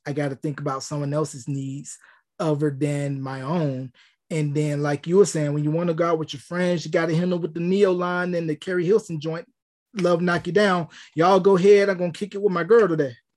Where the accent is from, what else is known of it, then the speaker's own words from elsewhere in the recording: North Carolina, United States; my hometown of North Carolina